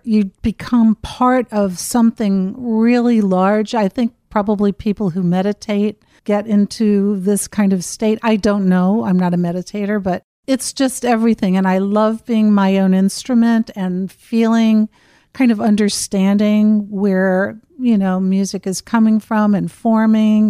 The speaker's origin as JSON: {"language": "English", "town": "Cincinnati", "region": "Ohio", "country": "United States", "tie": "born or raised there", "said": "I grew up in Cincinnati, Ohio, and my parents were wonderful"}